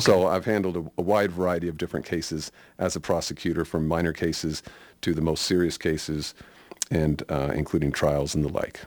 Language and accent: English; Sacramento, California, United States; also born or lived in Nevada County, California; I grew up in Sacramento, California, uh, born and raised there.